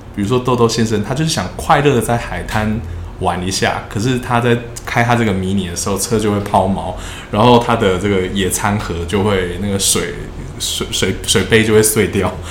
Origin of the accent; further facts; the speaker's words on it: Taiwan; moved away as an adult; now in London, United Kingdom; 在我们这个亚洲，或者是在台湾这个文化，我们担心说出来会发生什么事